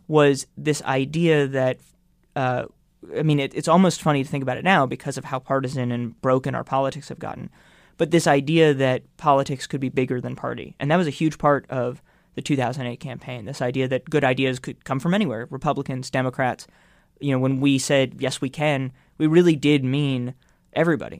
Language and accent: English; New York, United States; I grew up not too far from where we're recording the A B C Studios